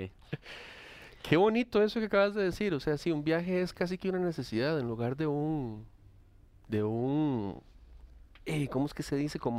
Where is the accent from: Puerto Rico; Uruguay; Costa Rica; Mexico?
Costa Rica; Soy tico.